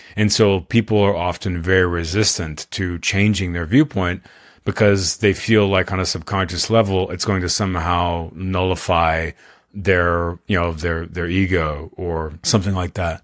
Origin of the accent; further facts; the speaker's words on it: Austin, Texas, United States; I'm from Austin, Texas, I still live here